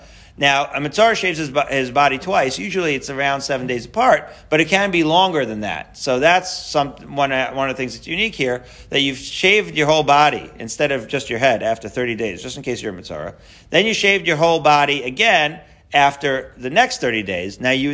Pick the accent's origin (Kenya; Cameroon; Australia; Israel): Israel; Haifa, Haifa District; I'm a Haifa boy. You can't tell by my Haifanian accent.